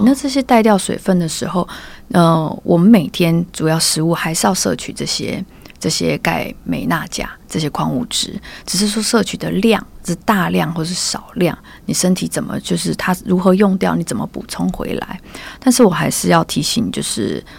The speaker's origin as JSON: {"language": "Chinese", "country": "Taiwan", "tie": "born or raised there", "also_born_or_lived": "Germany", "moved": "as an adult", "said": "在我自己小时候在台湾"}